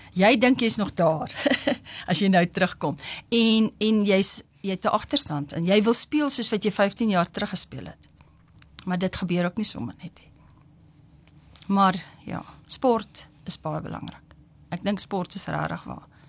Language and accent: Afrikaans; Upington, Northern Cape, South Africa; now in Bloemfontein, South Africa; ek kom van Appington